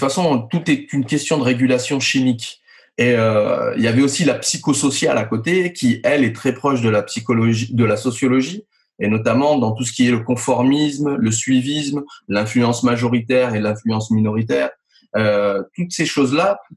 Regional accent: Nice, Provence-Alpes-Côte d'Azur, France; je suis né à Nice Exactement. J'y vis depuis bah, très longtemps. Euh, j'ai fait mes études là-bas.

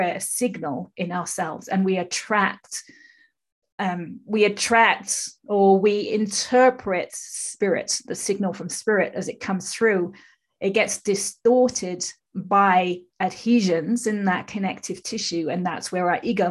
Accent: England, United Kingdom; moved away as an adult; now in California, United States; I'm from England, but I live in California, have done for 30 odd years.

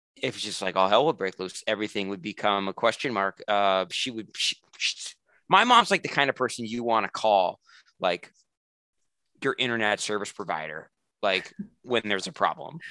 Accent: New England, United States; I'm from New England, like it's relatively cold in the winter

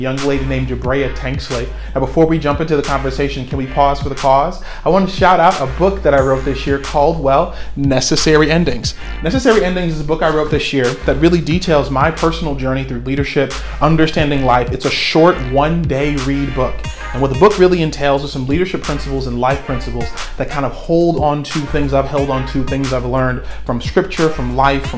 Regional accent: Central Falls, Rhode Island, United States; moved away; my old hometown

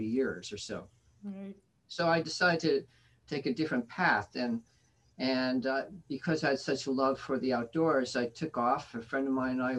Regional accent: Northern New Jersey, United States; I was born in Northern New Jersey, Baptist

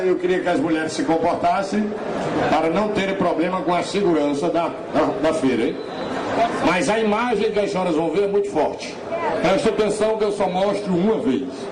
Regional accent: Rio Grande do Norte, Brazil; moved away as an adult; also born or lived in Ceará; saí do Rio Grande do Norte em mil novecentos e noventa e um.

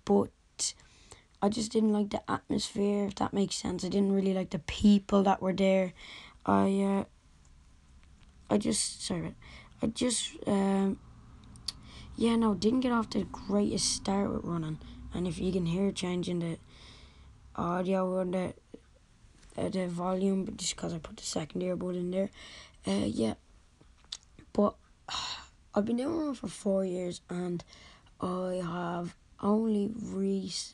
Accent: Dublin, Leinster, Ireland; I'm from Dublin, Ireland

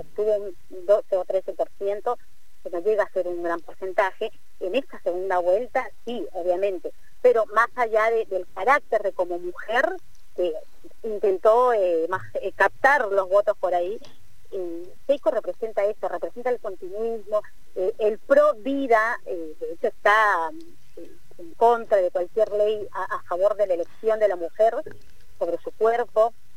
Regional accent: Peru; como decimos en Perú

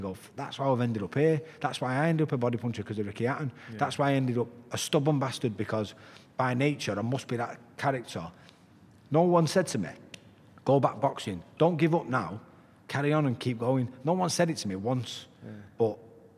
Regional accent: Salford, North West England, United Kingdom; I'm from Walkden in Salford.

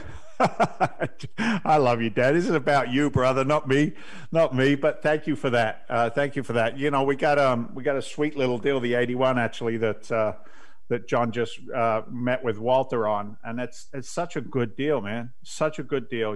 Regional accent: England, United Kingdom; moved away; I grew up in England's version of the housing projects

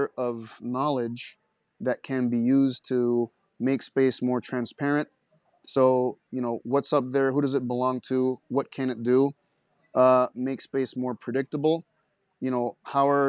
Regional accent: Caracas, Capital District, Venezuela; born or raised there; moved away; also born or lived in Montana

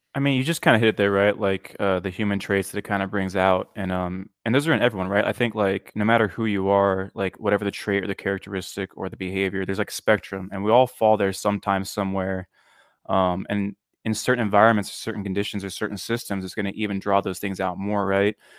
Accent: near Sacramento, California, United States; I grew up in a town that is pretty religious

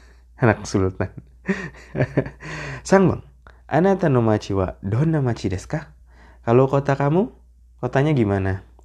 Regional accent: Jakarta, Indonesia; Jakarta ramai banget Jakarta kotaku sensei orang Jakarta ya saya orang Jakarta

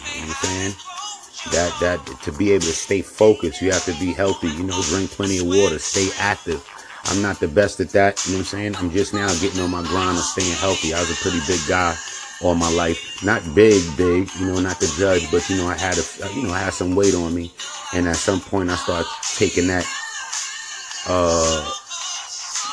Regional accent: Yonkers, New York, United States; I'm from Yonkers, New York. I'm out here in NY.

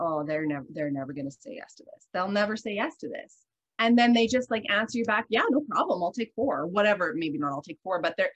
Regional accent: the Canadian Prairies, Canada; I'm from Canada, I'm from the prairies. I'm raised in an environment of like salt of the earth people

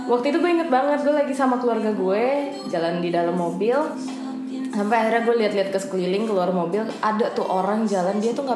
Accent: Bogor, West Java, Indonesia; Karena makanya gue baru sadar gue dari kecil tuh di Bogor ternyata gak

